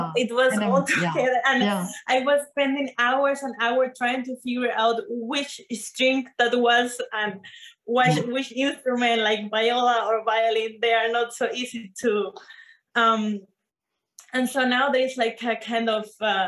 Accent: Venezuela; moved away; I am from Venezuela

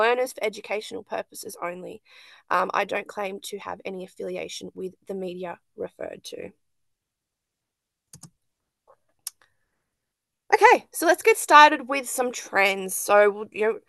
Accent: Lake Macquarie, New South Wales, Australia; also born or lived in Western Sydney, Hawkesbury / Hunter region near Maitland; now in Maitland, Australia; I'm from Lake Macquarie

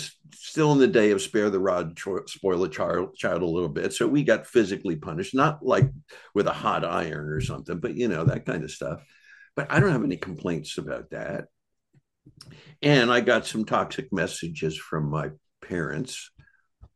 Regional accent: Bucks County, Pennsylvania, United States; I grew up in Bucks County, Pennsylvania, which is a nice place

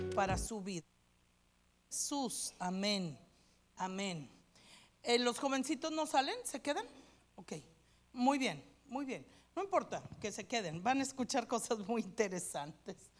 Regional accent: Mexico; moved away; Yo estudié una licenciatura ya en México

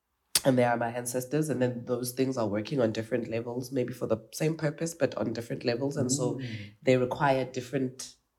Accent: South Africa; I'm South African.

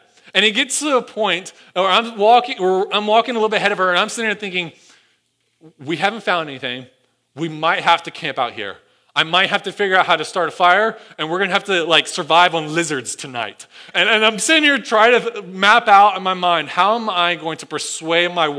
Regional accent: Sevierville, Tennessee, United States; moved away; I grew up in the Smoky Mountains and Sevierville, Gallenberg, Pigeon Forge

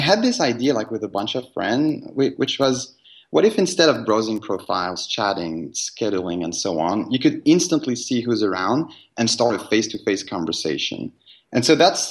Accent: Paris, Île-de-France, France; moved away as an adult; We come from Paris originally, and we moved in 2010.

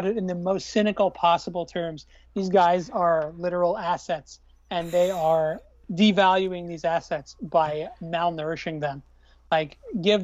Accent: Long Island, New York, United States; the Long Island Ducks near my hometown

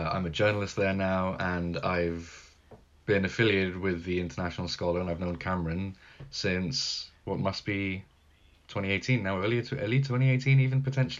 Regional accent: Gibraltar; moved away as an adult; now in London, United Kingdom; I'm from Gibraltar. I live in London, although I'm not currently in London. I managed to make it home a while ago

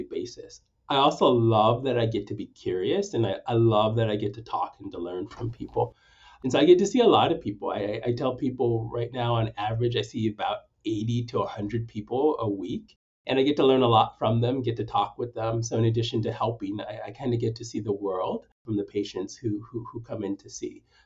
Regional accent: Stockton, California, United States; also born or lived in Nanyuki, Kenya / Sacramento / Bakersfield; I was raised in the Central Valley, spent most of my time growing up in Stockton, but have also lived in Bakersfield

